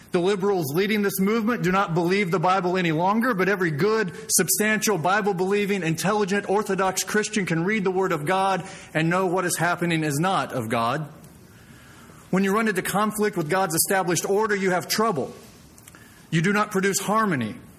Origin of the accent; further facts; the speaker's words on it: Springfield, Missouri, United States; I was born and raised in Springfield, Missouri